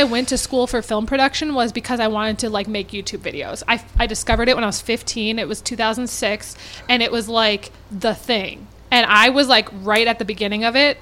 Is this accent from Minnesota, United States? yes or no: yes; Minnetonka, Minnesota, United States; I grew up in Minnetonka